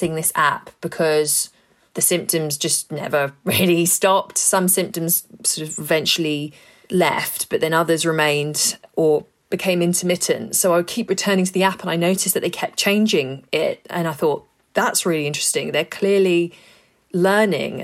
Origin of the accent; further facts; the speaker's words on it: London, United Kingdom; growing up in London